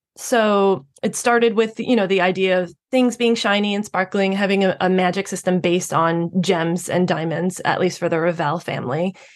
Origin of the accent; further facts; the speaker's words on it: New York, United States; I'm a New Yorker myself. I have always lived in New York